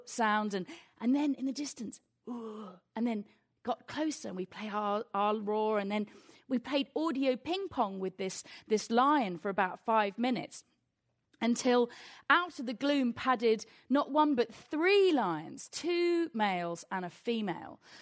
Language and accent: English; England, United Kingdom; I'm from England